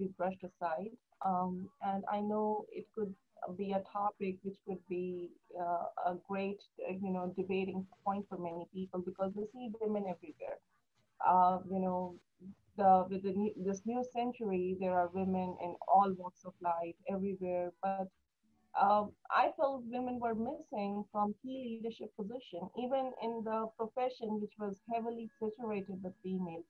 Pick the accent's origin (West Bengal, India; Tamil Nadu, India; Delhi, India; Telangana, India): Delhi, India; New Delhi; moved away as an adult; now in United States; I was born and raised in New Delhi, India